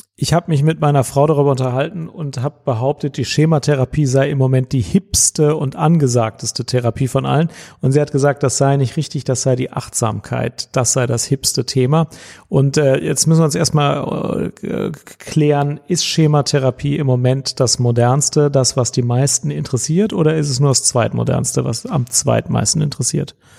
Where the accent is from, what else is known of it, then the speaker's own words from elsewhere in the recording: Cologne, North Rhine-Westphalia, Germany; ich als Kölner